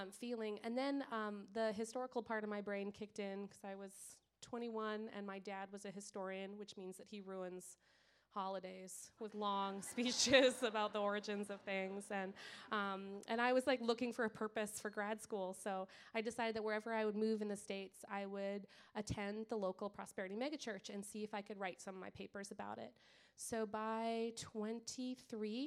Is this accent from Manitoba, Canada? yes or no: yes; Winnipeg, Manitoba, Canada; I'm Canadian. Like every Canadian, they bring that up like second one. So I'm Canadian.